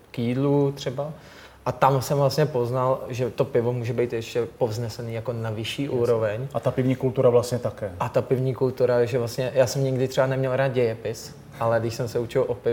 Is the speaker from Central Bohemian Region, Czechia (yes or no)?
yes; Stříbrná Skalice, Central Bohemian Region, Czechia; Teď jsem, jo, jo, jsem původně ze Stříbrní Skalice a já jsem tam teď i nedávno měl oslavu narozenin s kamarádama